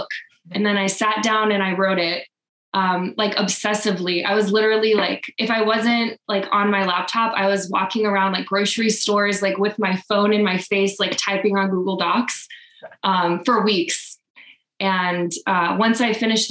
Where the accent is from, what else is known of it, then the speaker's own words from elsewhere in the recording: Wichita, Kansas, United States; moved away as an adult; I grew up in Wichita and I moved about 9 years ago